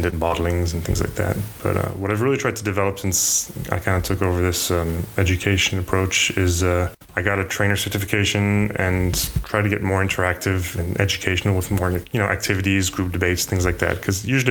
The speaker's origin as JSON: {"language": "English", "country": "United States", "tie": "born or raised there", "also_born_or_lived": "France / Japan / New York / Germany", "moved": "as an adult", "lives_now": "Paris, France", "said": "I mostly grew up in the States"}